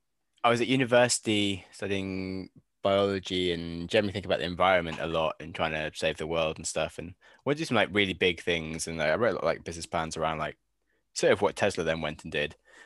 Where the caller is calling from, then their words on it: Penryn, South West England, United Kingdom; Tuning in from Penryn in Cornwall, so a little town on the coast of the UK, so about as west as you can get, so kind of close-ish. And yeah, it's nice, didn't need to be in London anymore